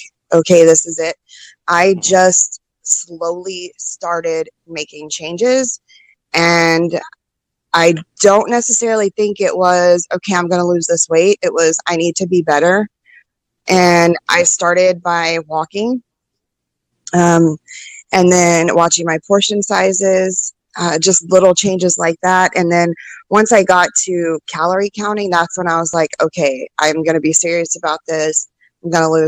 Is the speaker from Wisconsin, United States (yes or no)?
no; Austin, Texas, United States; also born or lived in Midland, Texas / Odessa, Texas / Georgetown, Texas / Round Rock, Texas; I was born in Midland, Odessa area. And I grew up in just like the little area of Austin. So Georgetown, Round Rock, Pflugerville, I've lived in all of those areas